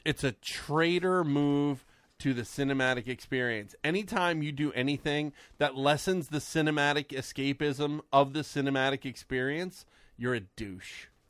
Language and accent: English; United States; we're American